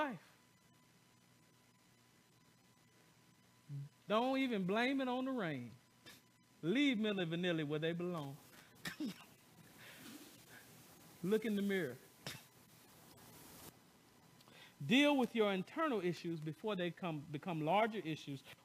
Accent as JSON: {"language": "English", "region": "the South", "country": "United States", "said": "I'm from the South"}